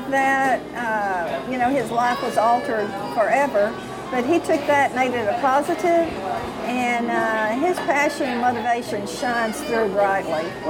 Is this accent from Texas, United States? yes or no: yes; Cisco, Texas, United States; also born or lived in Longview, Texas; I was born in Longview, Texas, grew up in Cisco, Texas.